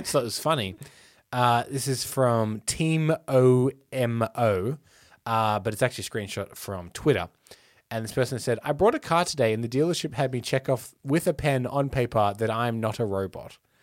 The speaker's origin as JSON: {"language": "English", "town": "Melbourne", "region": "Victoria", "country": "Australia", "said": "we're from Melbourne"}